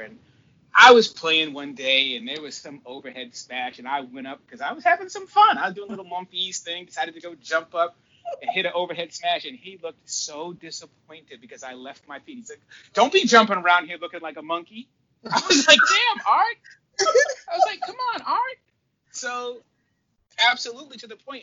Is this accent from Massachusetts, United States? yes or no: yes; Cape Cod, Massachusetts, United States; also born or lived in Boston; If you grow up the way I grew up down like in Cape Cod when we left Boston, we moved down to the Cape